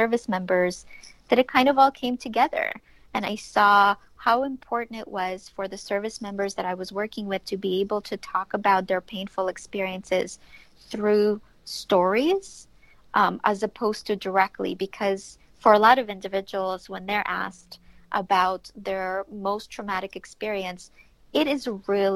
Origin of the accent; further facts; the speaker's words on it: Ukraine; moved away; I grew up in Ukraine.